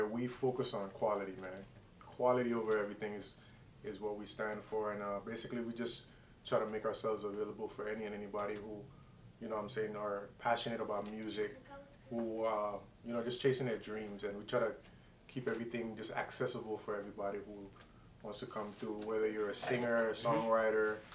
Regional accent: U.S. Virgin Islands; now in Miami, United States; originally born and raised in the Virgin Islands, St. Thomas, U.S. Virgin Islands

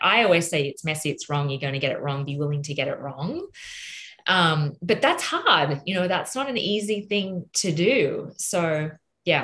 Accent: Australia; accent: Australian; in my Australian accent

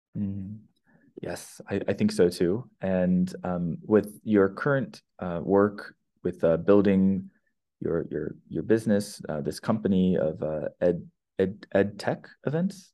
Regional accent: California, United States; moved away as an adult; also born or lived in Brazil; I'm from California

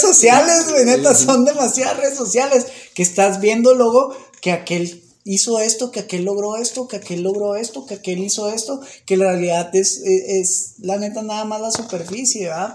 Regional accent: Mexico

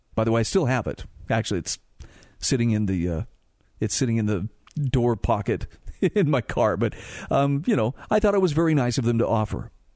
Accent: Utah, United States; in my home state of Utah

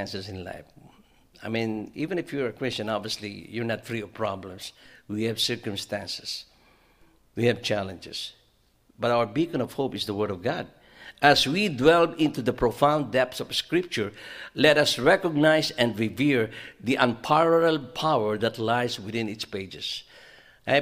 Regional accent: Philippines; moved away; when I was growing up in the Philippines

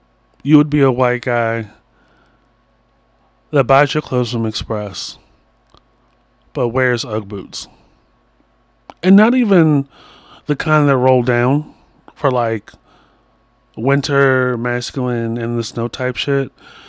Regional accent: Long Island, New York, United States; I'm from Long Island.

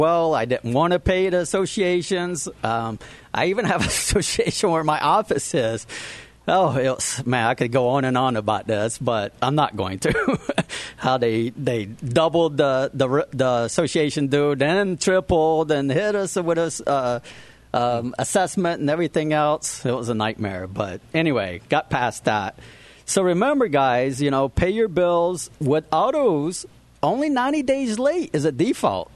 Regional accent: Savannah, Georgia, United States; moved away as an adult; now in Florida, United States; I'm a Georgia boy. I came from Savannah, Georgia.

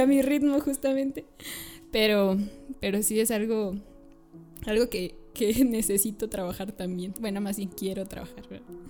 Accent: San Luis Potosí, Mexico; soy de aquí de San Luis Potosí

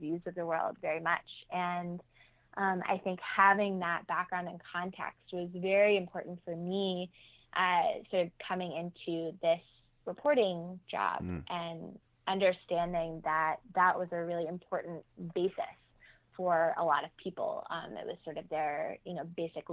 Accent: Nashville, Tennessee, United States; I grew up outside of Nashville, Tennessee

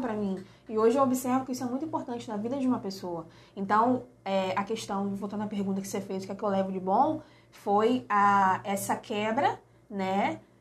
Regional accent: Rio de Janeiro, Brazil; now in Valença, Brazil; eu sou carioca, a família é toda do Rio de Janeiro

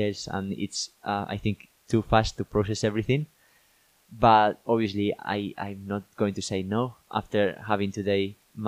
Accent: northern Spain, Spain; moved away as an adult; now in United Kingdom; I'm from Spain, but I'm from the north of Spain

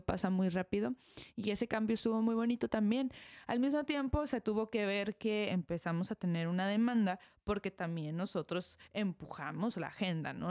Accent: Mexico; nosotros como mexicanos estamos acostumbrados a tener unas bodas grandes

